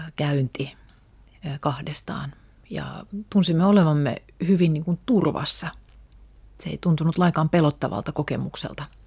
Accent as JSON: {"language": "Finnish", "town": "Helsinki", "region": "Uusimaa", "country": "Finland", "tie": "born or raised there", "first_language": "Russian", "said": "Mä olen syntynyt Suomessa, mun koti on ollut aina Suomessa"}